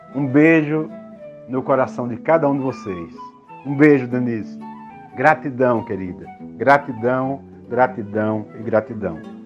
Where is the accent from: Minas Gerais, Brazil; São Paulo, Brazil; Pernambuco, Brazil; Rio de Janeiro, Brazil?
Pernambuco, Brazil; eu iniciei na arte muito cedo, aos nove anos em Pernambuco, numa cidade bem pequena